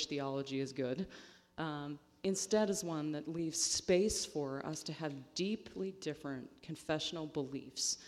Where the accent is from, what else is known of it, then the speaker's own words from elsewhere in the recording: Western Pennsylvania, United States; I'm from Western Pennsylvania, which is the home of Blue Dog Democrats